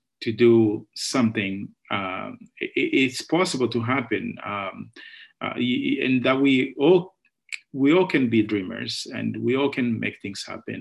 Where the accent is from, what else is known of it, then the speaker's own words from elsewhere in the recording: Angola; moved away as an adult; now in United States; I was born and raised in Angola during the civil war